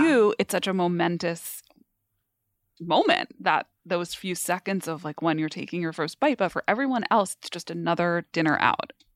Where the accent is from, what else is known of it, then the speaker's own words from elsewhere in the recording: New York, United States; I grew up in New York